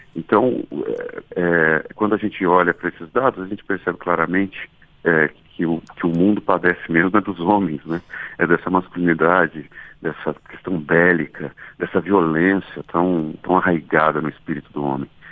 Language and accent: Portuguese; Lorena, São Paulo, Brazil; moved away; eu também cresci em Lorena em, alguma, em algum período da minha vida